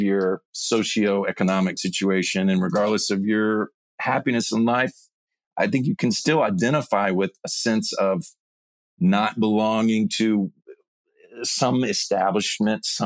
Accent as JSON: {"language": "English", "region": "Mississippi", "country": "United States", "tie": "born or raised there", "said": "I grew up in Mississippi, happy family"}